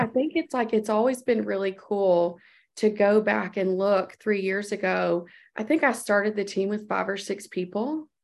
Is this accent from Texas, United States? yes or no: yes; Texas, United States; my home state in Texas